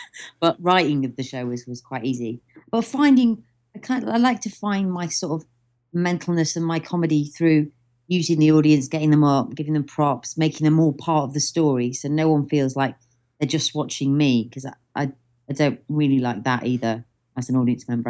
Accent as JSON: {"language": "English", "town": "Stoke-on-Trent", "region": "West Midlands", "country": "United Kingdom", "also_born_or_lived": "Cheshire", "moved": "yes", "lives_now": "London, United Kingdom", "said": "I'm from Stoke-on-Trent originally, but Mum says to say we're from Cheshire."}